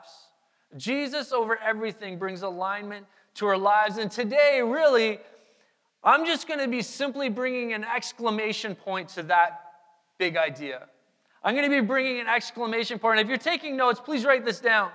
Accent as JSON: {"language": "English", "region": "Manitoba", "country": "Canada", "tie": "born or raised there", "said": "Our family, we grew up in Manitoba"}